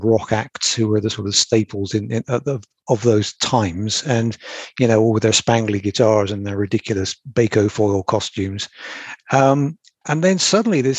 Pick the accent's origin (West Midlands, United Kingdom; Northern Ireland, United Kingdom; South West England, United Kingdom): South West England, United Kingdom; Bristol; Bristol, which is sort of my hometown.